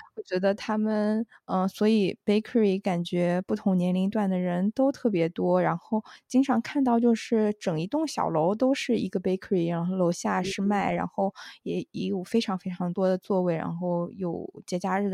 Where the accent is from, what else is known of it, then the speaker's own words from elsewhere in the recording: Wenzhou, Zhejiang, China; 我是温州人